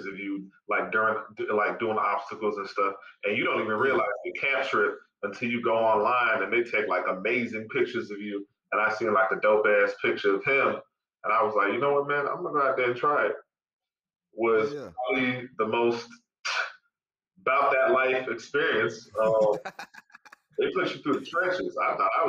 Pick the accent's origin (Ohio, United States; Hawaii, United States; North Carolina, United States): North Carolina, United States; Charlotte; also born or lived in Los Angeles, California; Raised in Charlotte, North Carolina